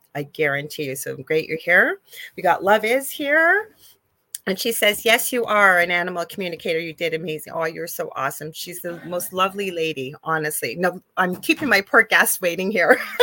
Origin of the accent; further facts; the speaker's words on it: Canada; I am a Canadian spiritual psychic medium